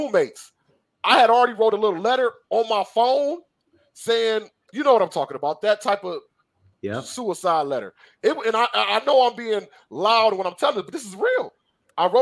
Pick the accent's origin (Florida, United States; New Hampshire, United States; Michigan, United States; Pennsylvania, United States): Michigan, United States; Detroit; Growing up in Detroit, I grew up in the ghetto, the hood, whatever you want to call it